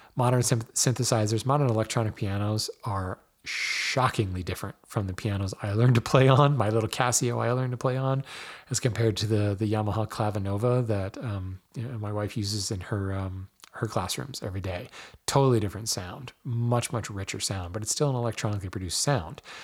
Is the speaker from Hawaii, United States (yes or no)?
yes; Hawaii, United States; I was born in Hawaii